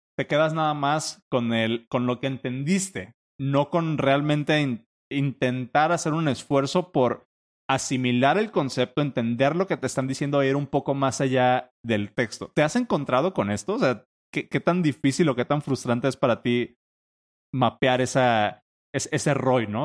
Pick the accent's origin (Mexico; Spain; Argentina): Mexico; como mexicano